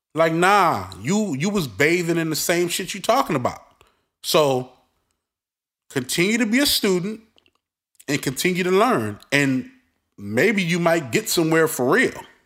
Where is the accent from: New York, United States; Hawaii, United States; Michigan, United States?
New York, United States; New York City; I'm from Brooklyn. I'm from the streets